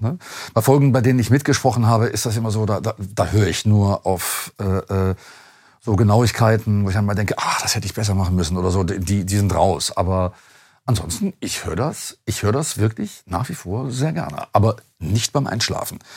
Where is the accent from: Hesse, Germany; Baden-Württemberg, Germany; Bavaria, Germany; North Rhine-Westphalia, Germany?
North Rhine-Westphalia, Germany; Duisburg; ich komme aus Duisburg